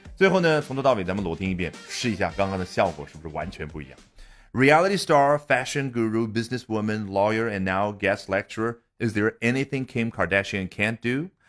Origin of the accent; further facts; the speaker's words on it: China; 我们中国人可能会这样去表达